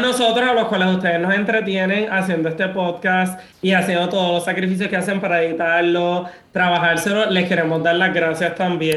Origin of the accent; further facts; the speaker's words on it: Puerto Rico; now in Madrid, Spain; siendo un boricua viviendo aquí